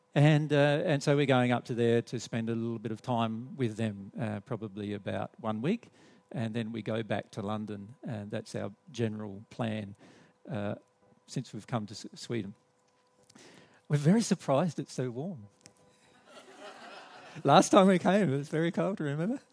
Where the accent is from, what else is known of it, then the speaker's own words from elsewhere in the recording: Australia; accent: Australian; we're from Australia, so you'll have to put up with our Australian accent and our Australian English